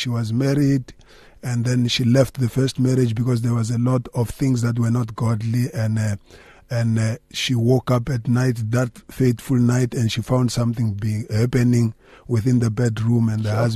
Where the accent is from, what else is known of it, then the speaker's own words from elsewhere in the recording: Limpopo, South Africa; now in Gauteng, South Africa; I grew up in Limpopo and I'm now based in Gauteng